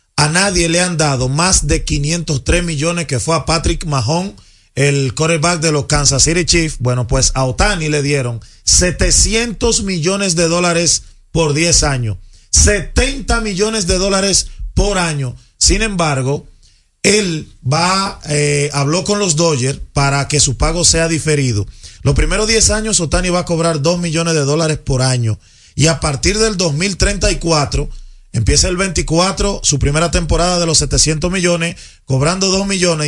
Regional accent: Dominican Republic; uno como dominicano

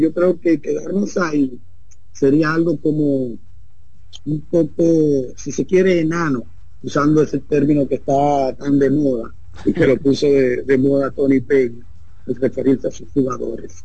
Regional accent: Dominican Republic; somos dominicanos

